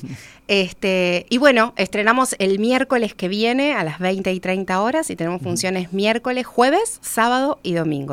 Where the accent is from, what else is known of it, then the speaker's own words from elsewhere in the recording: Uruguay; una mujer rioplatense que, que no, que no es una mujer migrante